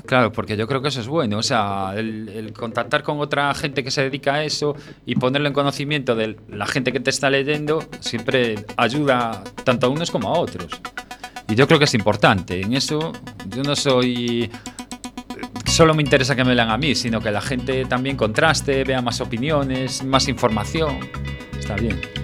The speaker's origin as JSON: {"language": "Spanish", "town": "A Coruña", "region": "Galicia", "country": "Spain", "also_born_or_lived": "Granada", "said": "yo soy de Coruña"}